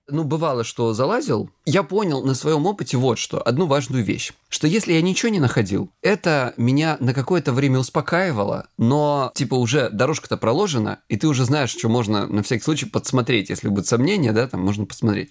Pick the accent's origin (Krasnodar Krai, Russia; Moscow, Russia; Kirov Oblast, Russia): Krasnodar Krai, Russia; я лысый и я с Кубани